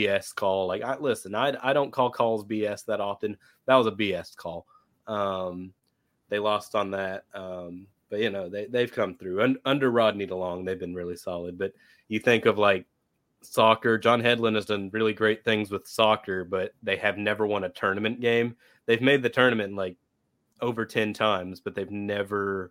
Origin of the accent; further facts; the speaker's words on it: Keller, Texas, United States; my hometown of Keller